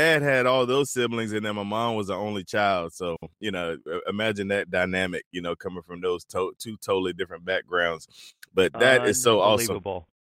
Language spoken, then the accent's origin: English; North Carolina, United States; moved away; my home state of North Carolina.